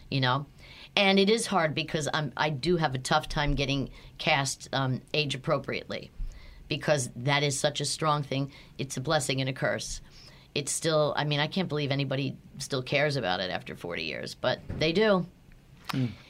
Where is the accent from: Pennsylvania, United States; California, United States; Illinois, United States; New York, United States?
Pennsylvania, United States; Philadelphia; accent: Philadelphia; I had I had to work hard to get rid of my thick Philadelphia accent.